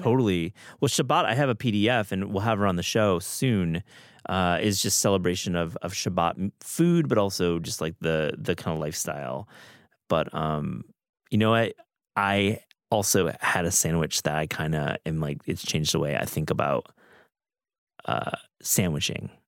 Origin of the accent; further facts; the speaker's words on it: Midwest, United States; I grew up in the Midwest